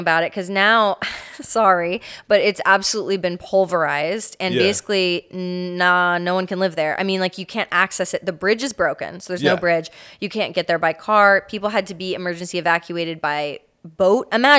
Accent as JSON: {"language": "English", "town": "Fort Myers", "region": "Florida", "country": "United States", "tie": "born or raised there", "said": "I did grow up I grew up everywhere in Florida, but I spent like a good chunk of it in Fort Myers, which absolutely got devastated."}